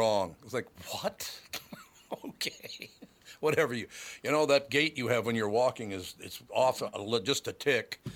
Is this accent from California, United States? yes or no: no; Minneapolis, Minnesota, United States; also born or lived in Long Prairie, Minnesota; I was born in Long Prairie, moved down to Minneapolis when I was 2 years old, so I don't ever remember living in Long Prairie